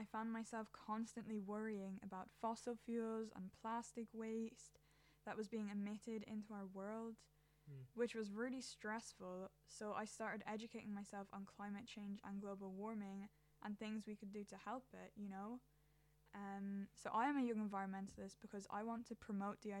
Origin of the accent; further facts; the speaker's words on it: Ireland; I'm an Irish teenager